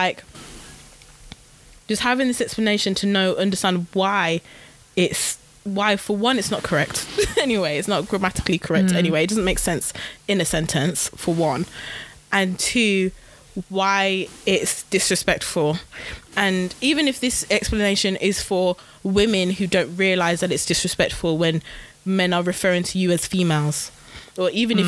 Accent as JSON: {"language": "English", "region": "Midlands", "country": "United Kingdom", "said": "I'm from the Midlands, guys. Like, we don't pronounce T's, we don't pronounce G's"}